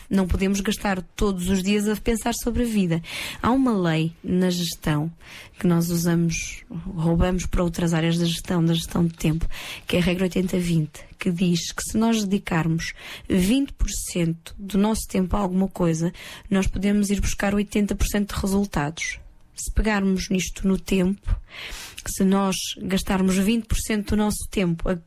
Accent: Porto, Porto District, Portugal; now in Lisbon, Portugal; Quando eu mudei do Porto para Lisboa, ai, ai, ai, ai. eu senti uma diferença muito grande na maneira das pessoas se relacionarem.

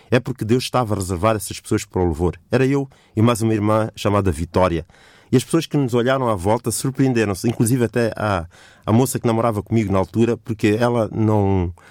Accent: Mozambique; participei num concurso em Moçambique, que é o meu país de origem

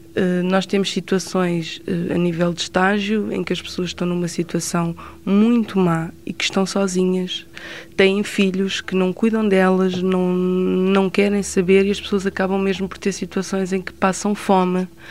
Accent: Sintra, Lisbon, Portugal; eu trabalho aqui em Sintra, nasci em Sintra

